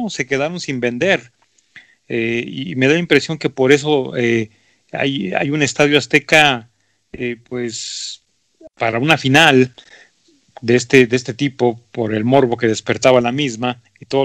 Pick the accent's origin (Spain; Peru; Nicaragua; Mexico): Mexico; Como mexicanos tenemos la responsabilidad, la obligación de, de sabernos el himno